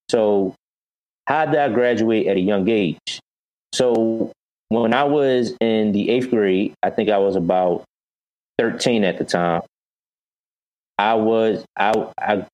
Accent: Philadelphia, Pennsylvania, United States; also born or lived in Chicago; I grew up in North Philadelphia originally

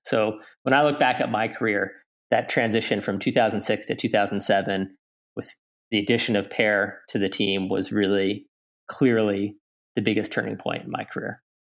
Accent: Lake Placid, New York, United States; growing up in Lake Placid

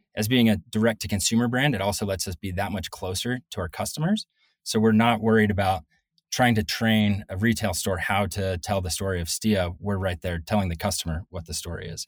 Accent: Northeast, United States; moved away as an adult; also born or lived in Colorado / Salt Lake City, Utah; I'm originally from the Northeast

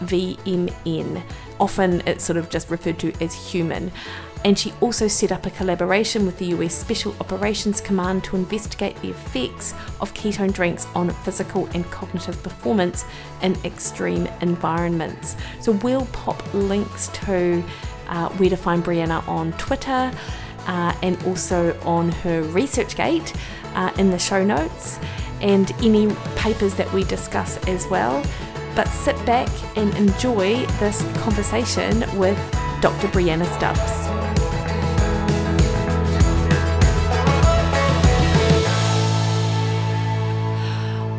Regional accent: Dunedin, Otago, New Zealand; now in Auckland, New Zealand; I'm from Dunedin in New Zealand, and I feel moving from Dunedin to Auckland about 17 years ago

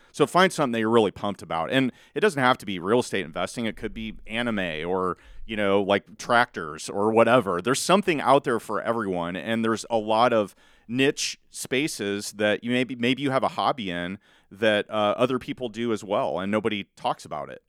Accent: Malvern, Iowa, United States; also born or lived in Council Bluffs, Iowa; now in Carter Lake, United States; I'm from Southwest Iowa originally, Malvern, Iowa

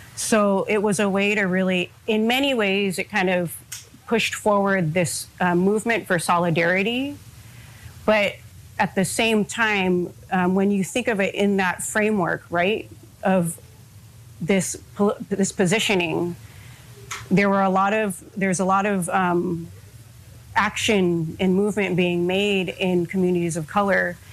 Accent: Hawaii, United States; I am an Oivi of Hawaii

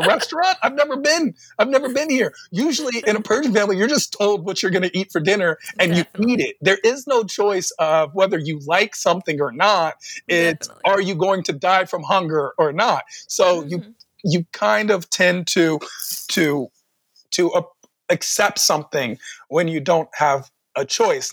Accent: Washington, District of Columbia, United States; I was born and raised in Washington, D.C.

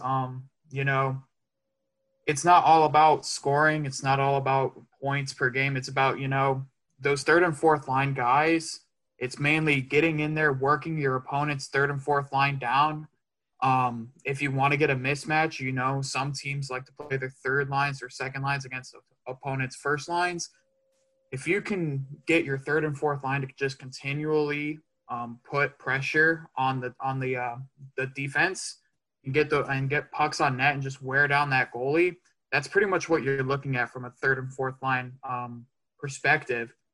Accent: Dallas, Texas, United States; I'm a native of Dallas, Texas

